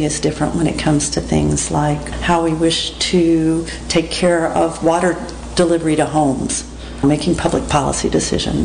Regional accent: Texas, United States; moved away as an adult; also born or lived in Lincoln, Nebraska / Portland, Oregon; I was raised in Texas

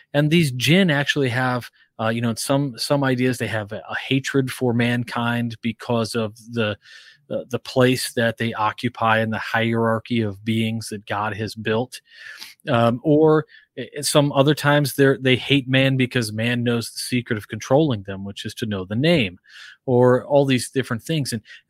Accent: Naples, Campania, Italy; I mean, so part of my youth, I was, you know, I grew up in Naples, Italy.

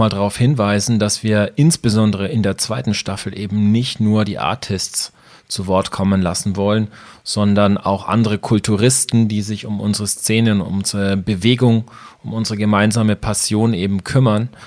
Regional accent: Ansbach, Bavaria, Germany; da war von, von Ansbach aus, wo ich aufgewachsen bin, war Stuttgart relativ nah.

